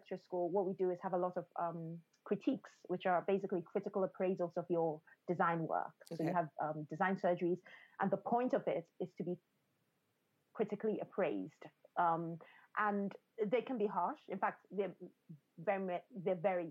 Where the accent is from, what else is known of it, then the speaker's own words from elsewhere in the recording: Nigeria; I grew up in a culture. I grew up in Nigeria.